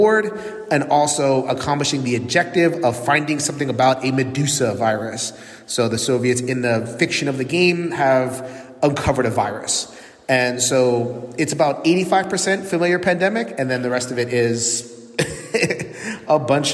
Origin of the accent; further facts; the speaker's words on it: New York City, New York, United States; now in Connecticut, United States; I'm from Connecticut, or living in Connecticut right now, but my home is New York City